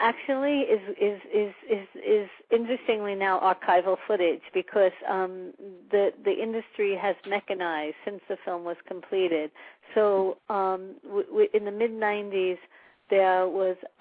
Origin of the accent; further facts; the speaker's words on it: New York City, New York, United States; I hail from, actually, Jamaica, but Jamaica, Queens, not Jamaica, the Caribbean. So I'm actually from New York, and I grew up in New York